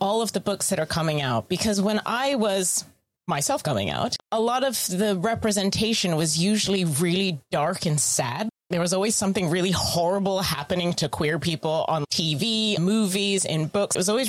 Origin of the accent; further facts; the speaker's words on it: United States; I am also American.